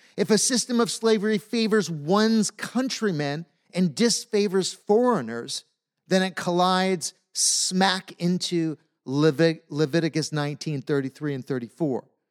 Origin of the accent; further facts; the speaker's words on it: United States; As American Christians